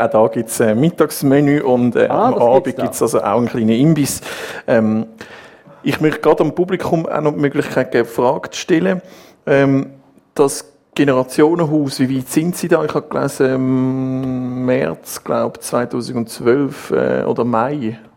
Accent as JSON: {"language": "German", "country": "Switzerland", "said": "So sind wir Schweizer, das ist nicht so einfach."}